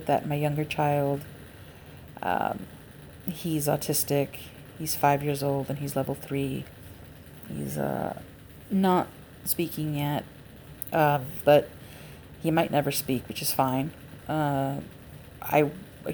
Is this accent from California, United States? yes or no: yes; Los Angeles, California, United States; I am an LA native and have always lived in Los Angeles County